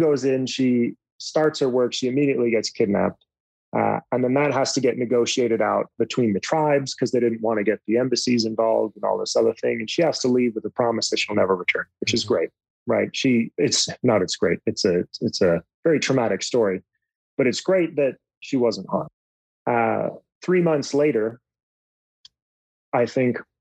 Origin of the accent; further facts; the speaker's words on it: United States; I'm an American